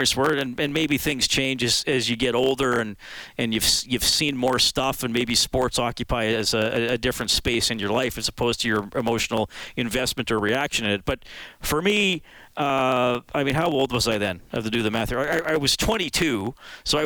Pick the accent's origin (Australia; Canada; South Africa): Canada; as a Canadian